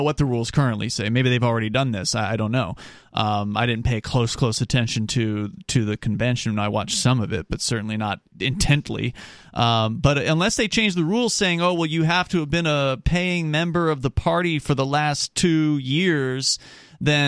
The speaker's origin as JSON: {"language": "English", "town": "Sarasota", "region": "Florida", "country": "United States", "tie": "born or raised there", "moved": "yes", "lives_now": "New Hampshire, United States", "said": "where I grew up in Sarasota, Florida"}